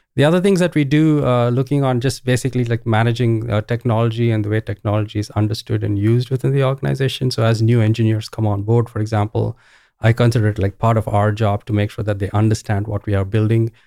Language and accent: English; Bangalore, Karnataka, India; moved away as an adult; also born or lived in Ohio, United States; I grew up in India. This is in Bangalore, India.